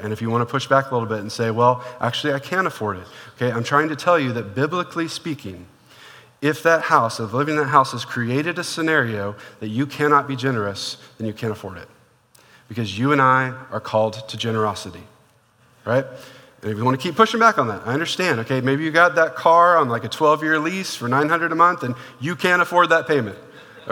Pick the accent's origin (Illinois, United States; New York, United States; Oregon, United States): Oregon, United States; Portland; moved away; I used to live, when I grew up in Portland, Oregon